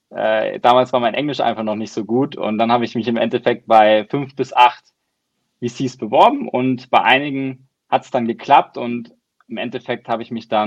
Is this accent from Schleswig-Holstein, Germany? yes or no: no; Baden-Württemberg, Germany; Äh, ich komme aus Deutschland, wie man unschwer äh, erkennen kann, aus so einem kleinen Dorf im Süden bei Baden-Baden.